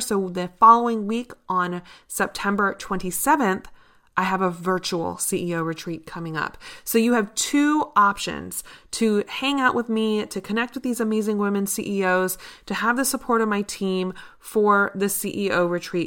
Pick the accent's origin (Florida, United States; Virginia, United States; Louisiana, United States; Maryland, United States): Virginia, United States; Richmond; here in my hometown of Richmond, Virginia